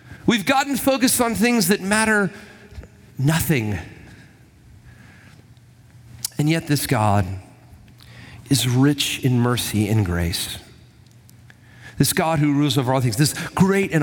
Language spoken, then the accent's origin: English; Huntsville, Alabama, United States; I'm from Huntsville